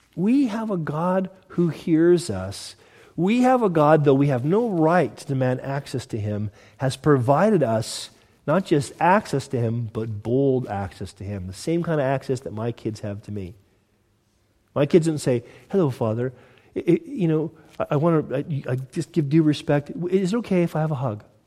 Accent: Southern California, United States; moved away; I'm from Southern California, originally

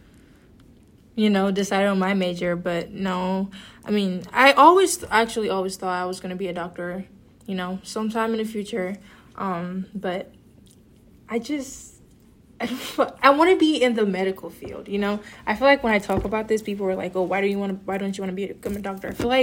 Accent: Nigeria; moved away; I'm also African immigrant. I'm originally from Nigeria

